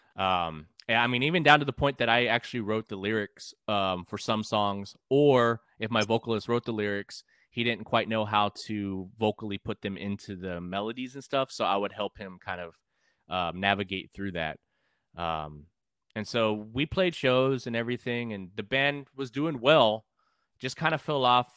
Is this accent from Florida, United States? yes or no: no; San Antonio, Texas, United States; also born or lived in California; I grew up in San Antonio, but I've gr, I've been kind of all over